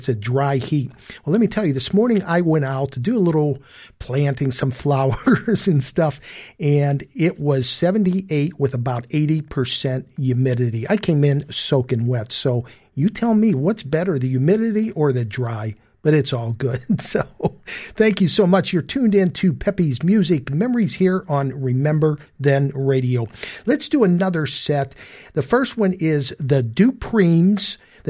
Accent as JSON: {"language": "English", "town": "Pittsburgh", "region": "Pennsylvania", "country": "United States", "tie": "born or raised there", "also_born_or_lived": "Arizona", "moved": "as an adult", "lives_now": "Pittsburgh, United States", "said": "I was born here in Pittsburgh"}